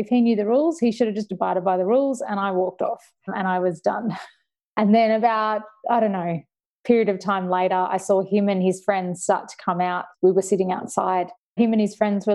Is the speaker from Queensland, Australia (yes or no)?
yes; Gold Coast, Queensland, Australia; I told him I was from the Gold Coast.